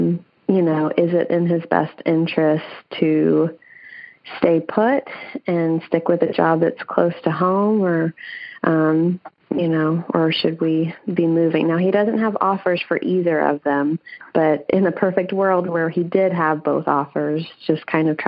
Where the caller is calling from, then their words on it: Vancouver, Washington, United States; I am calling from Vancouver, Washington.